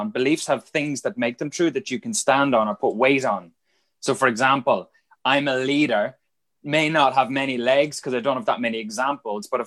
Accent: Dundalk, Leinster, Ireland; is on the train between Dublin and Belfast, I'm Dundalk or somewhere like that.

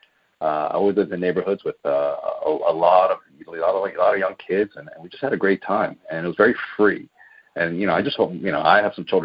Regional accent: Baltimore, Maryland, United States; moved away as an adult; now in Southern California, United States; I was born and raised in Baltimore, Maryland. I did all of my schooling there

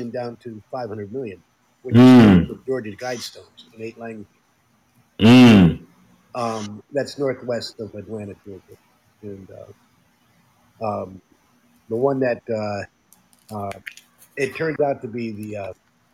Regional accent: Netherlands; moved away; when I grew up in the Netherlands

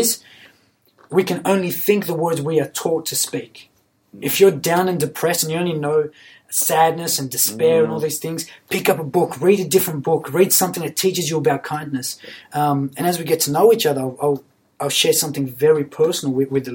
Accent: Sydney, New South Wales, Australia; I grew up in Western Sydney, in a very, very poor environment.

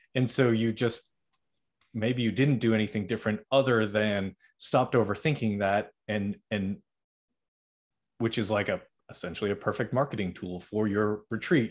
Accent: Middleborough, Massachusetts, United States; also born or lived in Norwood, Massachusetts; I was born in Norwood, which is like close-ish to Boston, I guess, but I mainly grew up in Middleborough

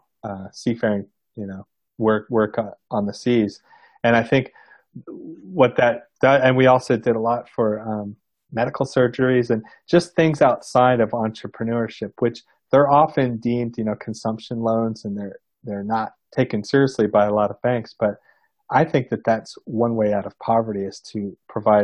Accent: United States; being an American

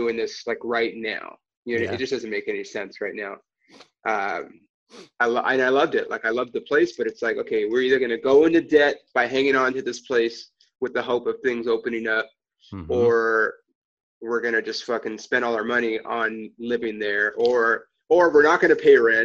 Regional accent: Los Angeles, California, United States; I was born on Sunset Boulevard, Kaiser Hospital, I've been in LA my whole life

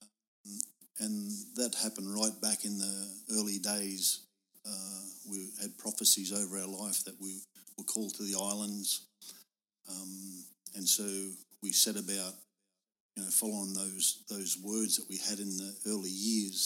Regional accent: Australia; I'm just from Australia.

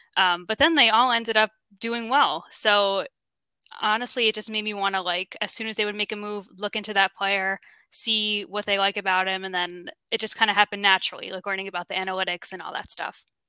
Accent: New York, United States; I'm from New York

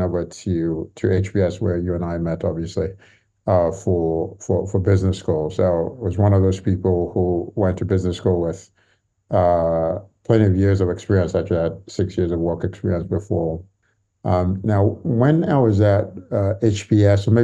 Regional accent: Nigeria; moved away as an adult; also born or lived in Santa Monica, California, United States / Lagos, Nigeria; now in London, United Kingdom; they moved back to Nigeria when I was quite young, when I was a baby. So I grew up in Nigeria

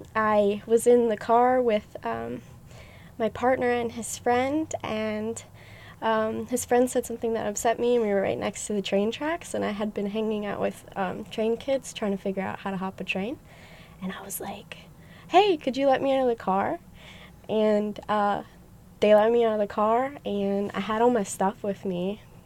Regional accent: Pennsylvania, United States; moved away as an adult; also born or lived in Olympia, Washington; I was born in Pennsylvania, and I lived there for 18 years. And then when I graduated high school, I went to college at the Evergreen State College in Olympia, Washington.

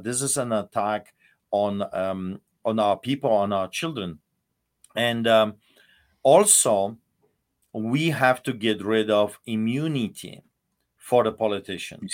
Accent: Poland; moved away as an adult; now in Alberta, Canada; I lived in Poland, and I, I grew up in Poland

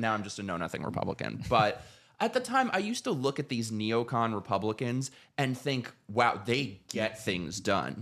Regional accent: New York City, New York, United States; moved away as an adult; now in Florida, United States; I was born in New York City, lived there my whole life

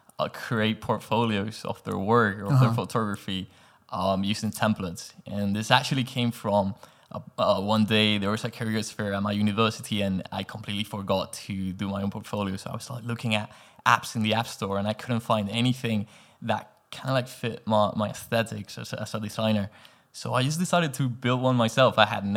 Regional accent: Canary Islands, Spain; English is a second language; also born or lived in Madrid / England; now in Los Angeles, United States; I'm from Spain, actually, from a tiny island in the Canary Islands called Gran Canaria.

